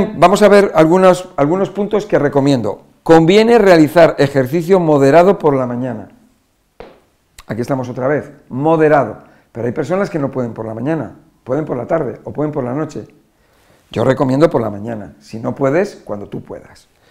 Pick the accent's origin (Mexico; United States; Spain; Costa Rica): Spain; Nosotros en España lo llamamos batidos